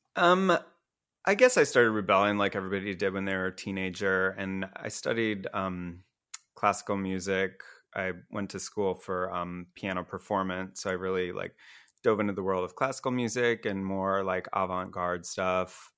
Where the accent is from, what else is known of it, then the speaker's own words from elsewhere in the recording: Iowa, United States; moved away; I grew up in Iowa, a real small town there